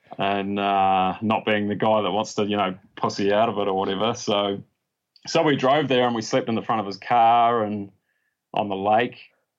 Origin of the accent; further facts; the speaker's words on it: Dunedin, Otago, New Zealand; In Dunedin. {S2} Yeah. {S3} Yeah. Yeah. So out on the Tauri Plains there by the airport.